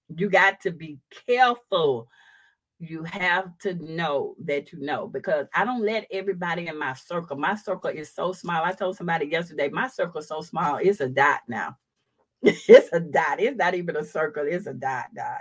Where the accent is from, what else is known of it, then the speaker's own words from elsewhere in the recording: Houston, Texas, United States; I come from Fifth Ward that's living in the projects